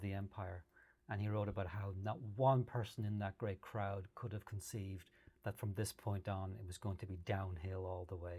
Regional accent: Ireland; I grew up in Ireland in the 70s and 80s

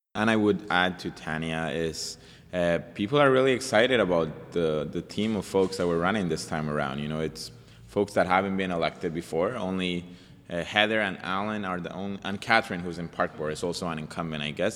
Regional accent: Colombia; also born or lived in Montreal, Canada; now in Vancouver, Canada; I'm from Colombia. I came from Colombia as a refugee

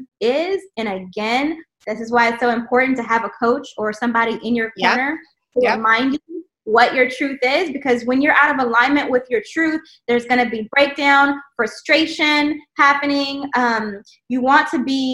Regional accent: the South, United States; I grew up in the South

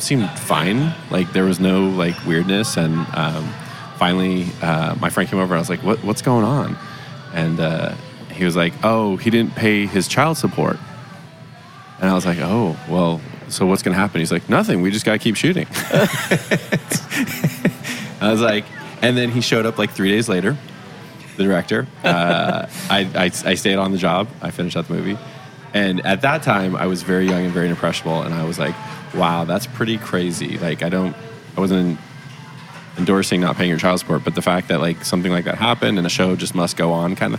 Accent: East Coast, United States; also born or lived in Los Angeles, United States; now in Dallas, United States; I grew up on the East Coast and spent the majority of my life on the West Coast

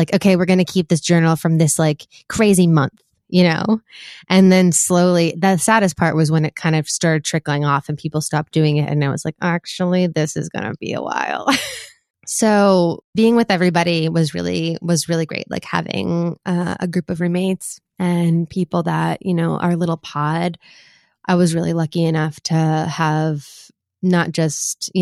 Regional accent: Boston, Massachusetts, United States; moved away as an adult; also born or lived in Washington, D.C.; I'm from Boston, from Jamaica Plain. And so I've gotten to set up this studio here in my old bedroom

